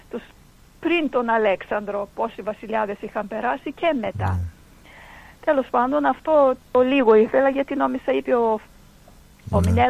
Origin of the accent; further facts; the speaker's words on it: Greece; και δεν μας τιμάει καθόλου αυτό σαν Έλληνες μετά.